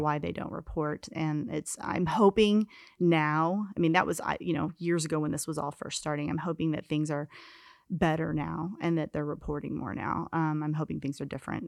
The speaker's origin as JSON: {"language": "English", "town": "Kansas City", "country": "United States", "tie": "born or raised there", "moved": "as an adult", "said": "I grew up in Kansas City, and, um, I l left there, uh, right when I turned eighteen"}